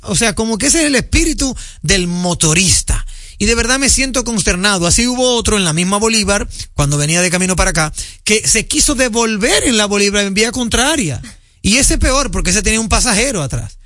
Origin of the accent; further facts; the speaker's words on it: Dominican Republic; yo como dominicano